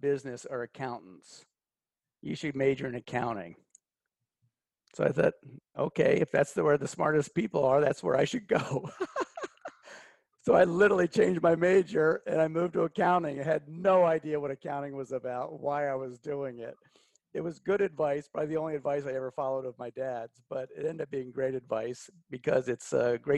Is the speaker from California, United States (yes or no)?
no; Pittsburgh, Pennsylvania, United States; I grew up in outside of Pittsburgh, Pennsylvania